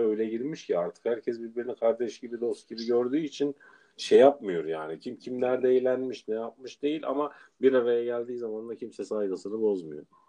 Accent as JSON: {"language": "Turkish", "region": "Adana", "country": "Turkey", "moved": "as an adult", "said": "Adana'dan gelmişim. Sosyete ortamında yetişmişim"}